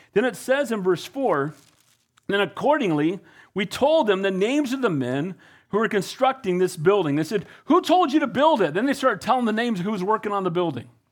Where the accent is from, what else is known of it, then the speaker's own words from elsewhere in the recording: Costa Mesa, California, United States; also born or lived in Wilmington, California; I grew up in Calvary Costa Mesa as a kid after getting saved at First Baptist Church in Wilmington. We moved to Orange County.